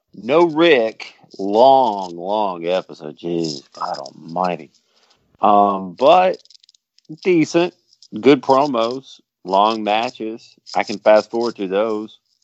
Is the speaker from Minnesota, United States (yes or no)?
no; Dallas, Texas, United States; I'm from Dallas